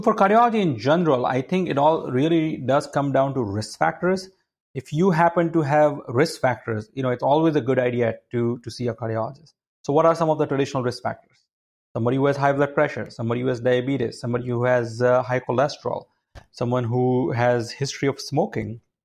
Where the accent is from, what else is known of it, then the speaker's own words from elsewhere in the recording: India; moved away as an adult; also born or lived in Connecticut, United States; now in United States; my background is I grew up in India